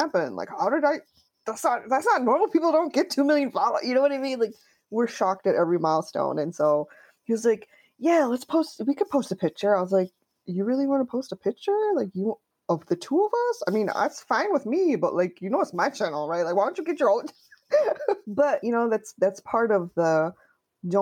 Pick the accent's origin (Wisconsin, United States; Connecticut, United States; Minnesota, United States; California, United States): Connecticut, United States; I grew up in Connecticut.